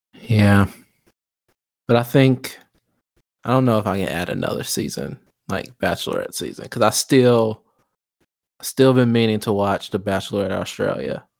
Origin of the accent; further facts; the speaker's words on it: Chicago, Illinois, United States; I'm from Chicago